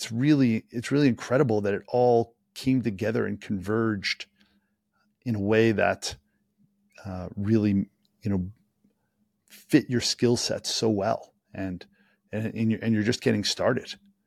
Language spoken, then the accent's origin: English; Boston, Massachusetts, United States; I'm from Boston